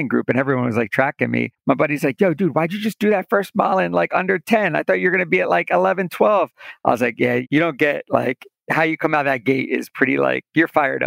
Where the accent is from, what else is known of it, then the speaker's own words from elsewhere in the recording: Delaware, United States; I'm from Delaware.